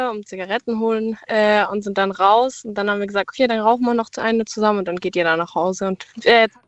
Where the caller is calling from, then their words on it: Baden-Württemberg, Germany; Achso, ähm, äh, Nähe Pforzheim.